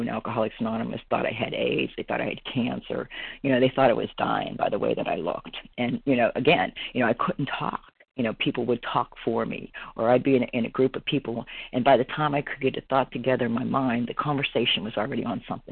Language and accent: English; Pennsylvania, United States; moved away as an adult; now in Florida, United States; I'm originally from Pennsylvania